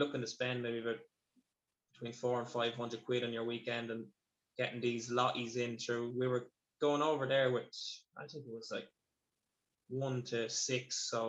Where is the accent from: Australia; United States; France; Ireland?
Ireland; the lads I grew up with in Screen.